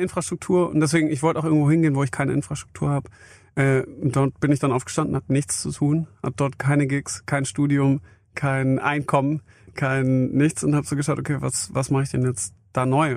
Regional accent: near Stuttgart, Baden-Württemberg, Germany; also born or lived in Vienna, Austria; Ich bin bei Stuttgart groß geworden.

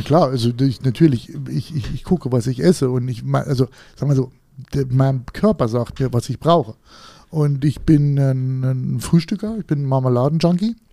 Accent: Harz, Germany; ich komme aus dem Harz

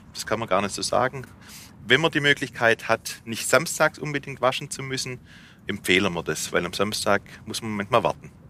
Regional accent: Rems Valley, Swabia, Baden-Württemberg, Germany; accent: Swabian; Im Schwabeländle, im Remstal

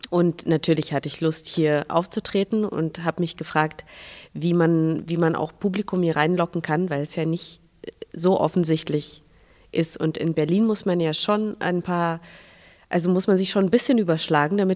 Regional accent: Minsk, Belarus; habe mir angewöhnt, immer zu sagen, ich komme aus Russland, weil das viel, also die Gespräche

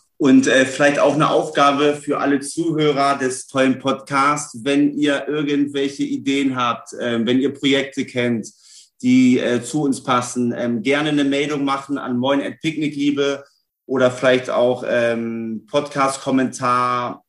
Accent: Celle, Lower Saxony, Germany; moved away as an adult; now in Hamburg, Germany; Ich äh, lebe seit elf Jahren in Hamburg, komme gebürtig aus Niedersachsen, Raum Celle

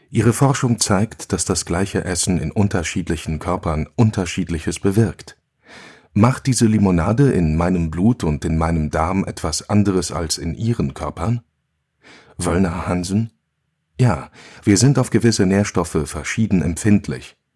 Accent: Basel, Basel-Stadt, Switzerland; Hier hoch kamen wir mit dem Hund spazieren, als ich noch ein Kind war. Ich bin unten im Tal aufgewachsen, im Arbeiterquartier am Fuß vom Bruderholz.

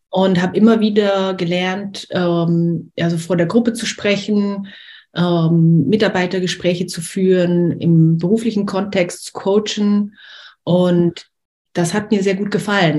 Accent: Liechtenstein; also born or lived in Austria; now in France; ich bin in Österreich geboren, in Liechtenstein aufgewachsen

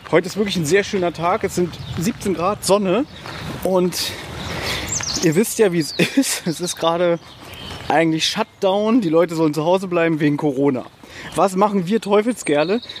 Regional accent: Berlin, Germany; ein paar Meter von uns entfernt ist der U-Bahnhof Südstern, wo ich 21 Jahre meines Lebens ähm, gelebt habe, wo ich aufgewachsen bin.

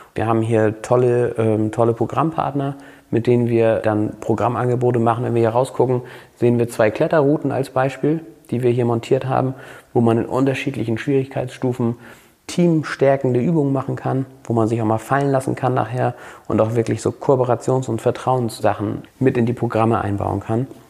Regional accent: Flensburg, Schleswig-Holstein, Germany; also born or lived in Husum / Kappeln; Flensburg ist meine Geburtsstadt, eine ganz besondere äh, Stadt und auch absolut, also das ist Heimat hier, Flensburg

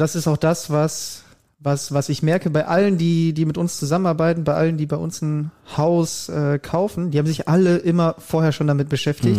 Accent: Germany; bei uns in Deutschland

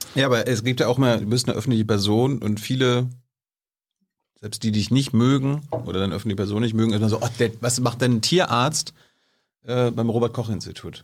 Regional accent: East Germany, Germany; ich bin ja ein Ostdeutscher.

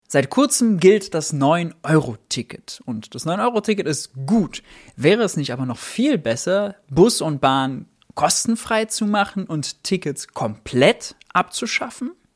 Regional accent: Mönchengladbach, North Rhine-Westphalia, Germany; ich komme aus München-Gladbach.

